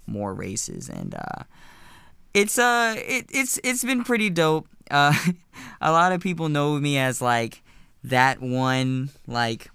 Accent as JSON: {"language": "English", "town": "Reisterstown", "region": "Maryland", "country": "United States", "tie": "born or raised there", "also_born_or_lived": "Albany, New York / California", "said": "I was born in Albany, New York, but I've been in Baltimore most of my life, and I grew up in Reisterstown"}